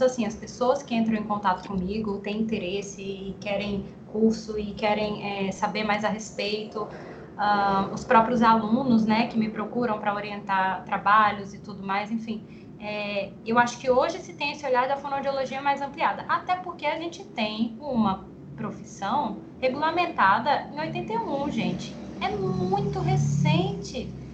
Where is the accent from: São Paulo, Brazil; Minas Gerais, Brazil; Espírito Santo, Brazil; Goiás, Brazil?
São Paulo, Brazil; Guarulhos; moved away as an adult; also born or lived in Ribeirão Preto; now in João Pessoa, Brazil; Eu sou de Guarulhos, São Paulo, mas moro em João Pessoa, aqui na Paraíba, há dois anos e meio